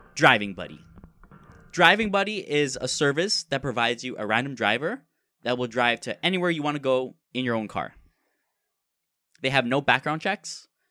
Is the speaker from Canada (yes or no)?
yes; Canada; since we're Canadian